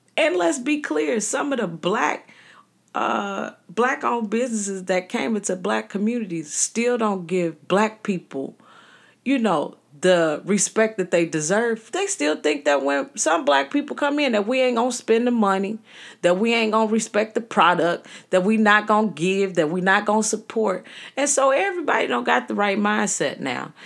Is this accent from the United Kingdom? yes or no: no; Chicago, Illinois, United States; growing up in the city of Chicago, I tell people that I was birthed in Roseland, birthed in the hundreds, the wild hundreds. Um, but I was raised in Inglewood.